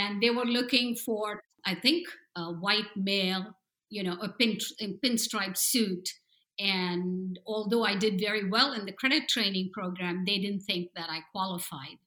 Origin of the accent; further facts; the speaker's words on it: India; moved away as an adult; also born or lived in New Jersey, United States; now in San Diego, United States; I was raised in India and I came here and I went through an MBA program